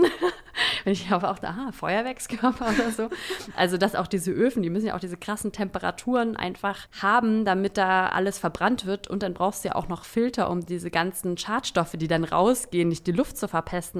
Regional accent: Saxony-Anhalt, Germany; now in Berlin, Germany; ich komme aus Sachsen-Anhalt

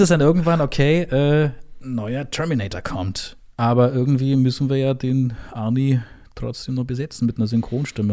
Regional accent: Brandenburg, Germany; Ich bin gebürtiger Brandenburger

